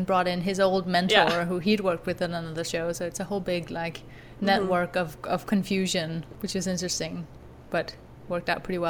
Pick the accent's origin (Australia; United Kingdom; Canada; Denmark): Denmark; I am from Denmark